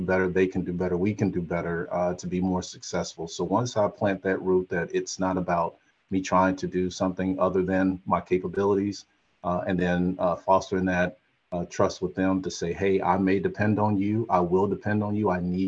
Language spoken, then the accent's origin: English; Chattanooga, Tennessee, United States; moved away; I am from Chattanooga, Tennessee, just 4 hours up the road